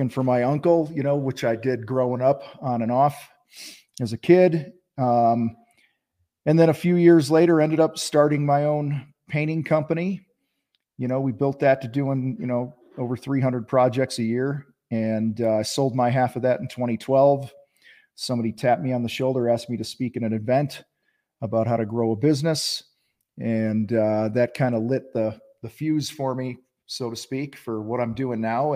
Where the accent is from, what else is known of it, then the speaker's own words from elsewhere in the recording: Wheaton, Illinois, United States; I grew up in Wheaton, Illinois, about an hour west of Chicago.